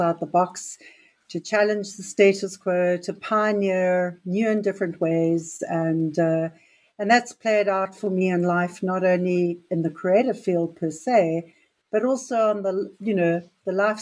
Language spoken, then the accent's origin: English; Durban, KwaZulu-Natal, South Africa; moved away as an adult; also born or lived in Pretoria / Johannesburg / Cape Town; now in Rhode Island, United States; I grew up in KwaZulu-Natal in Durban. I was actually born in Pretoria, grew up in KwaZulu-Natal